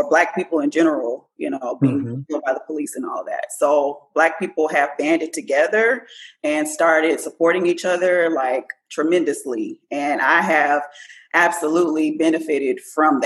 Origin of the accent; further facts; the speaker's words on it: Port Arthur, Texas, United States; I am from Port Arthur, Texas.